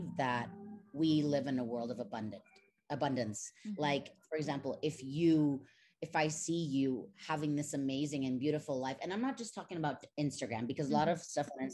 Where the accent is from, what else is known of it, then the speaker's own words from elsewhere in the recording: Mexico; moved away as an adult; also born or lived in United States; I was born and raised in Mexico. I lived there for 19 years, and then I went to the States, and now I'm back here in Mexico City.